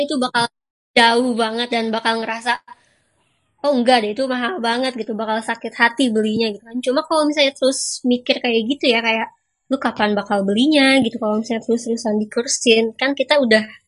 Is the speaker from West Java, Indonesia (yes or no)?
yes; Bandung, West Java, Indonesia; moved away as an adult; also born or lived in Dubai, United Arab Emirates; now in Oslo, Norway; asal rantau saya dari Bandung